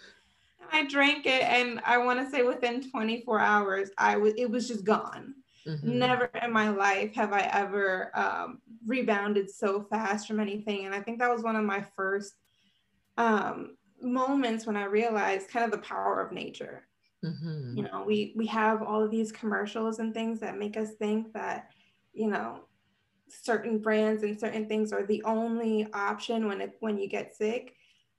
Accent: New York City, New York, United States; I was born and raised in New York City. So I am a real city girl

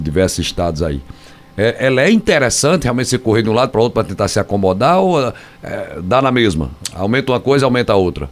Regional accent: Northeast Region, Brazil; Muita gente aqui no Nordeste, né? Somos nordestinos

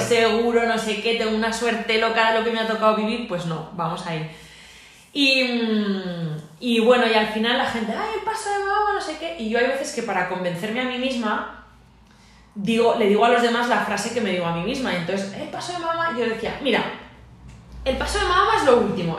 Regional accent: Aragon, Spain; que soy más maña y más orgullosa

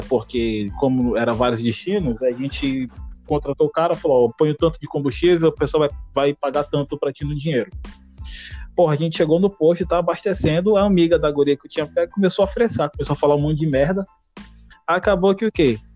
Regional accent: Porto Velho, Rondônia, Brazil; sou de Porto Velho, Rondônia

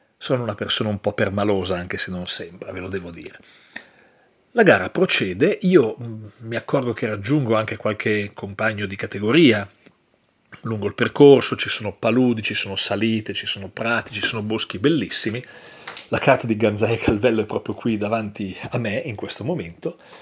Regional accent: Coredo, Trentino-Alto Adige, Italy; Coredo, tra tutti i posti possibili Coredo, il mio paese

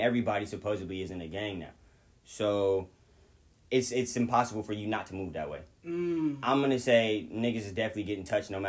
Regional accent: Long Beach, California, United States; I'm from Orange County.

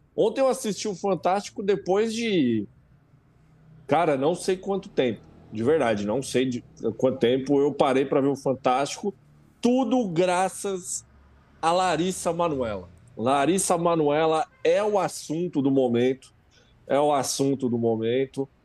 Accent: Brazil; a gente é brasileiro

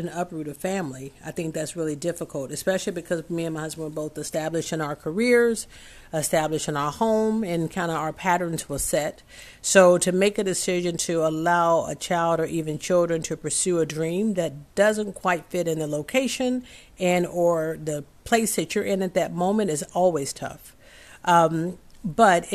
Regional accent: the South, United States; I'm from the South

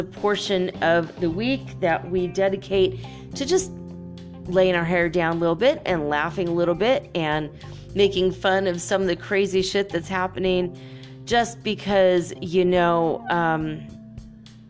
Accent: Minnesota, United States; moved away; also born or lived in Detroit; I grew up in Minnesota

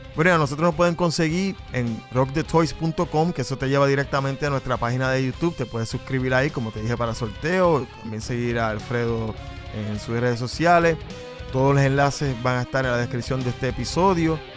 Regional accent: Puerto Rico; somos dos puertorriqueños

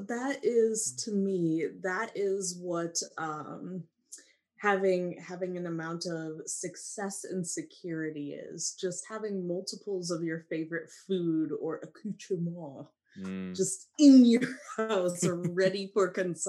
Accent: Iowa, United States; moved away; I'm from Iowa.

